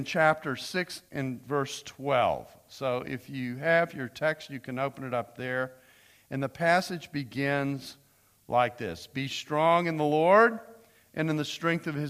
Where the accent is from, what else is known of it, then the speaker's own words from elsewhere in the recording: United States; as an American